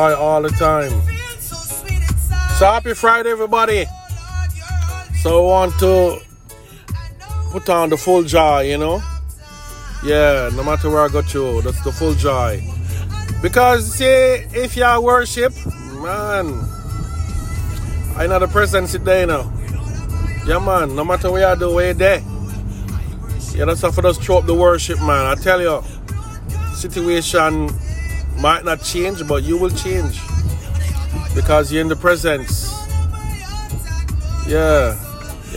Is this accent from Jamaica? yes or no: yes; Jamaica; we're coming from Jamaica